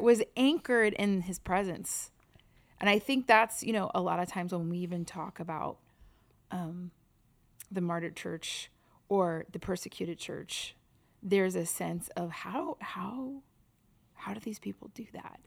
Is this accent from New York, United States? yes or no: yes; New York, United States; growing up in New York